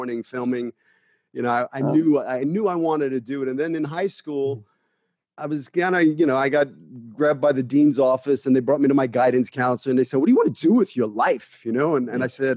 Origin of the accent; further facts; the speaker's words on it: New York City, New York, United States; also born or lived in Hollywood; now in Los Angeles, United States; I'm a kid from Brooklyn that came out to Hollywood with $200 in his pocket and a one-way ticket